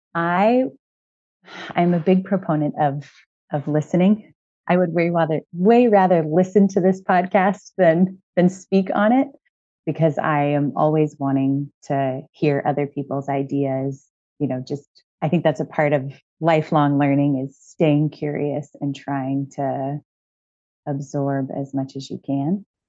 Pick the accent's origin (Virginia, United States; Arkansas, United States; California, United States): California, United States; Moreno Valley; in Southern California in a town called Merino Valley.